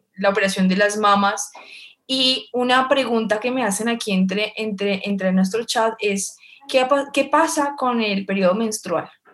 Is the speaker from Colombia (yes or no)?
yes; Colombia; en Colombia estamos avanzados en términos jurídicos